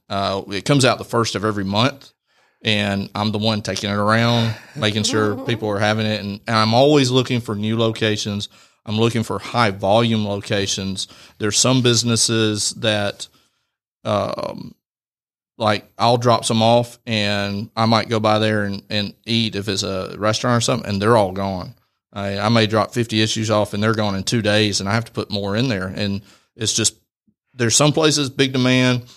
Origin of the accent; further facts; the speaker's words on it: Rome, Georgia, United States; I'm born and raised in Rome